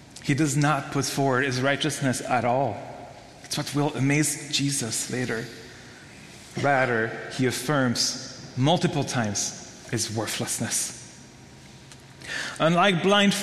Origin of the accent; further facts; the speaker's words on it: Belgium; moved away; I'm from Belgium